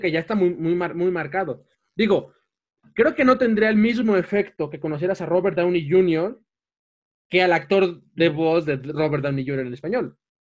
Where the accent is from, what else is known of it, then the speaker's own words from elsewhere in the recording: Mexico; en México que tenemos el acento norteño